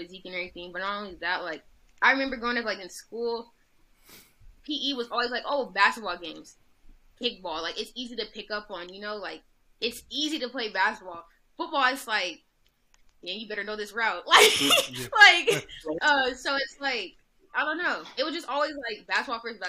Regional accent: Los Angeles, California, United States; my hometown

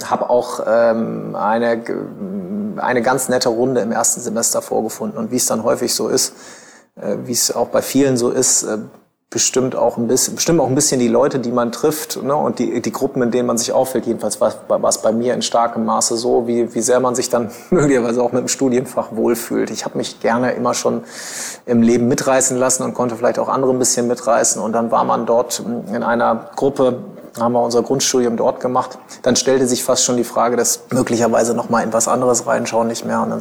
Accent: Bielefeld, North Rhine-Westphalia, Germany; habe die Schullaufbahn äh, damals in, in Bielefeld, ich komme aus Bielefeld gebürtig, genau, habe äh, 2002 mein Abitur gemacht

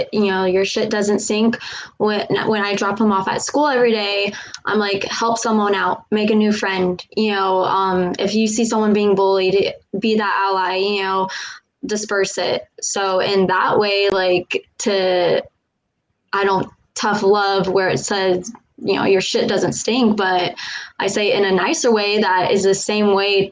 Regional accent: Germany; moved away; Born in Germany.

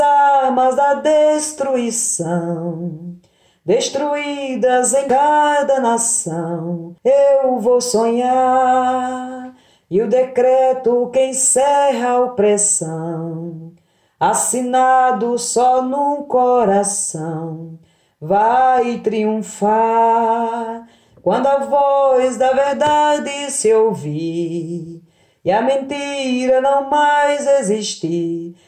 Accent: Orós, Ceará, Brazil; now in Goiânia, Brazil; sou cearense, natural de Oroz, né, no sertão do Ceará

